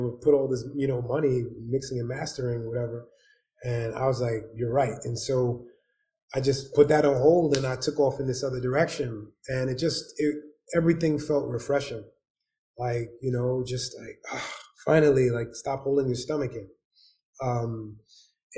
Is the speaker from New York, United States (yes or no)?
yes; New York City, New York, United States; also born or lived in Winston-Salem, North Carolina / Bronx; I'm from Harlem, 80s and 90s.